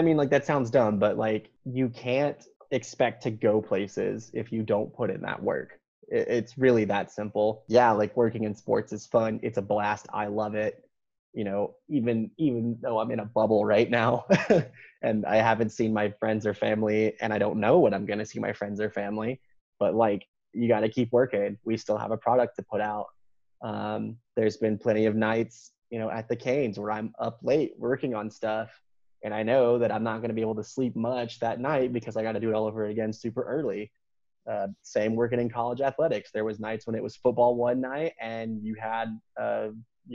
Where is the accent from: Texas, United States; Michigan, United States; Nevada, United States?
Texas, United States; now in Carolina, United States; I'm a born and raised Texan.